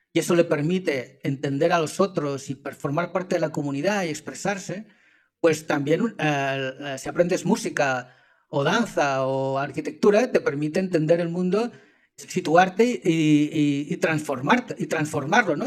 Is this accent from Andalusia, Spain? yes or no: no; Zaragoza, lived 37 years in Catalonia, Spain; moved away; also born or lived in Helsinki, Finland; nacido en Zaragoza, España, en el año 69. Viví 37 años en Cataluña, o sea que soy casi más catalán que aragonés.